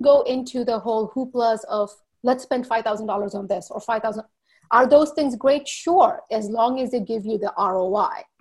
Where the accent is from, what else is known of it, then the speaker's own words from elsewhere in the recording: U.S. Virgin Islands; moved away as an adult; also born or lived in India / New Jersey, United States; now in Walla Walla, United States; I was born in India, grew up in the Virgin Islands.